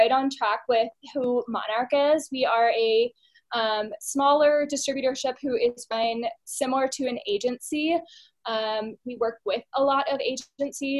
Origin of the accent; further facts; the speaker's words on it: Louisville, Kentucky, United States; moved away as an adult; now in Denver, United States; I am from Louisville, Kentucky